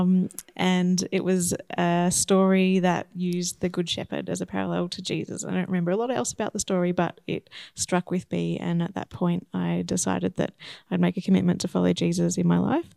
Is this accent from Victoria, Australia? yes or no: yes; Shepparton, Victoria, Australia; moved away as an adult; now in Horsham, Australia; I grew up in Shepparton